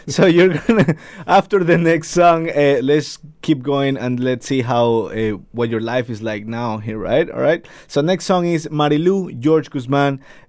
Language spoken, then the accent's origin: English; Ecuador; now in New Zealand; When I tell them I'm from Ecuador